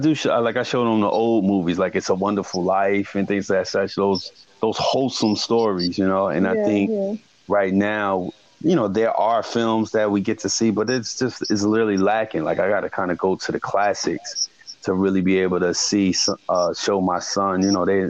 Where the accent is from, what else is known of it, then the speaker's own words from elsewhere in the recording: East Orange, New Jersey, United States; I come from East Orange, North New Jersey, the urban